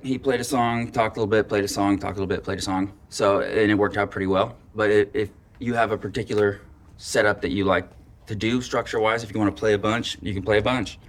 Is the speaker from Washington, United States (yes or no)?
yes; Long Beach Peninsula near Chinook, Washington, United States; I am born and bred here.